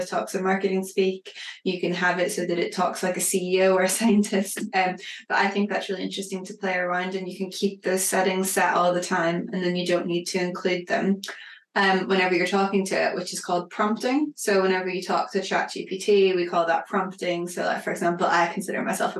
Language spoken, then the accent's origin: English; Northern Ireland, United Kingdom; accent: Northern Irish; as you can hear from my accent, I'm Northern Irish